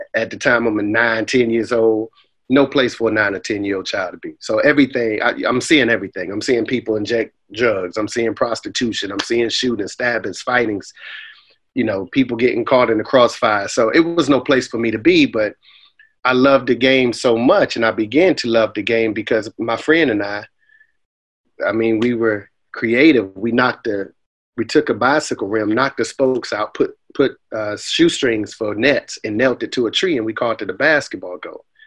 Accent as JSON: {"language": "English", "town": "Boston", "region": "Massachusetts", "country": "United States", "tie": "born or raised there", "also_born_or_lived": "Raleigh, North Carolina", "moved": "yes", "said": "I grew up in, in the Roxbury portion of Boston, man, called uh, a housing project called Orchard Park Projects"}